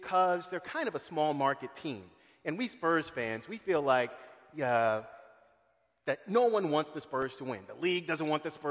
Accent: San Antonio, Texas, United States; I grew up in San Antonio.

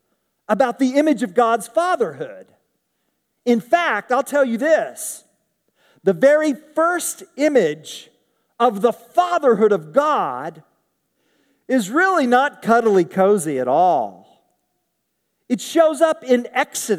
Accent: Tulsa, Oklahoma, United States; I grew up in Tulsa.

